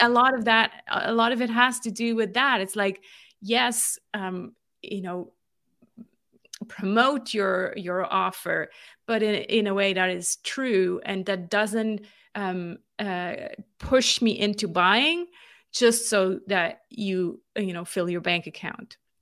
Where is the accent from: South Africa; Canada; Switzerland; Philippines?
Switzerland; moved away as an adult; also born or lived in California; I'm born and raised in Switzerland